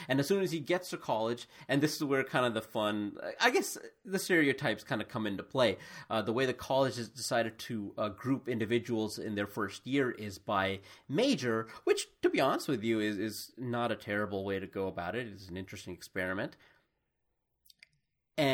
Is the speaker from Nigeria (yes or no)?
no; India; born there; you wouldn't generally guess that I was born in India.